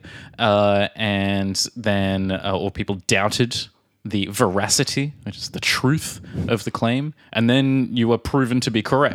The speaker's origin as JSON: {"language": "English", "country": "Australia", "moved": "yes", "lives_now": "Prague, Czech Republic", "said": "from Australia"}